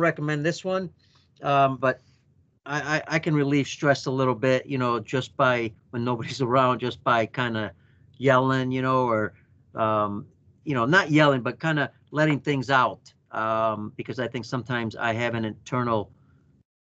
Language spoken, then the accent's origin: English; United States; my very first time as an American